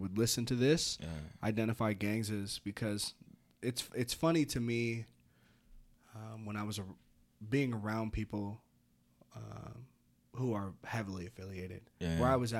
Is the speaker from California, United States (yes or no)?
yes; California, United States; now in Reno, United States; Dog, I came from Sonoma County